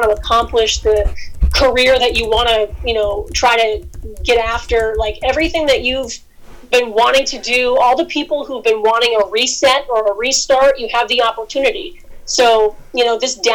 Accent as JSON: {"language": "English", "town": "Albany", "region": "New York", "country": "United States", "tie": "born or raised there", "also_born_or_lived": "Boston, Massachusetts", "moved": "as an adult", "said": "I started in my hometown, Albany, New York"}